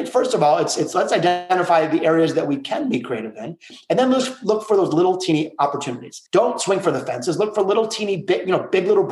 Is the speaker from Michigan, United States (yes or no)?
yes; Detroit, Michigan, United States; my hometown of Detroit